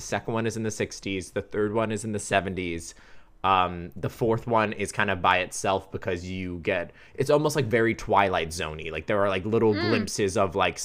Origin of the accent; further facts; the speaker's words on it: Wales, United Kingdom; accent: British; moved away; I was Welsh born and raised.